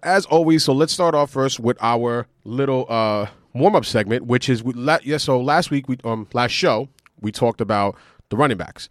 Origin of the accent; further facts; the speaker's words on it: New York City, New York, United States; we're from Queens